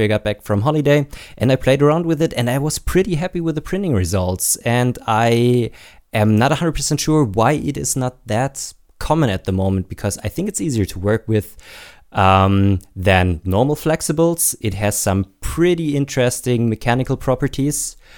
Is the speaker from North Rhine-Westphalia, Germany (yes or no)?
no; Baden-Württemberg, Germany; I am actually from Baden-Württemberg. I'm living just at the border, but not a Bavarian.